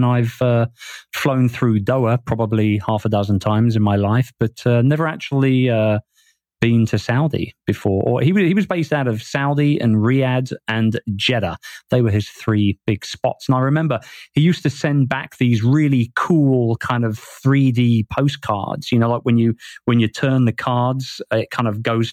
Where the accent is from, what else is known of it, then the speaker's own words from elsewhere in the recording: London, United Kingdom; moved away as an adult; now in Asia; I grew up in Wimbledon.